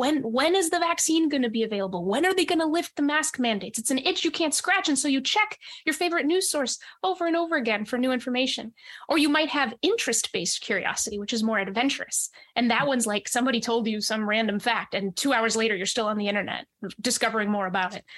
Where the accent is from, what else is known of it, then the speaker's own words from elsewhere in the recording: New Hampshire, United States; also born or lived in Monterrey, Mexico; I grew up mostly in New Hampshire